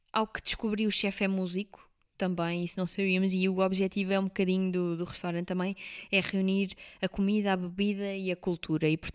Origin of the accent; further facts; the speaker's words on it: Alentejo, Portugal; que eu que sou alentejana, não é?